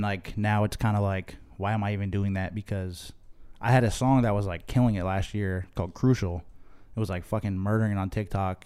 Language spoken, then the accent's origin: English; Chicopee, Massachusetts, United States; moved away as an adult; also born or lived in Boston, Massachusetts; now in Los Angeles, United States; where I grew up in Western Massachusetts.